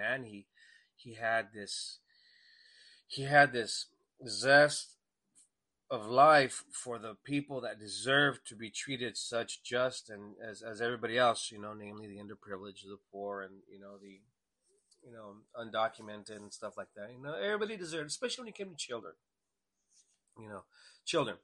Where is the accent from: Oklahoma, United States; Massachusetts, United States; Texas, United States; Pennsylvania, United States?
Texas, United States; El Paso; I was born in El Paso, Texas